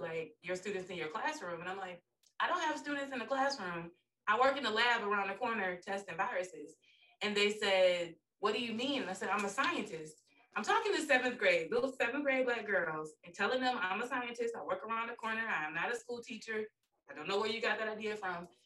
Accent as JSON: {"language": "English", "town": "Pensacola", "region": "Florida", "country": "United States", "tie": "born or raised there", "also_born_or_lived": "Jacksonville / Philadelphia", "moved": "as an adult", "lives_now": "Atlanta, United States", "said": "I'm from Pensacola. Went to um, elementary, middle, and high school with Destiny's older brother"}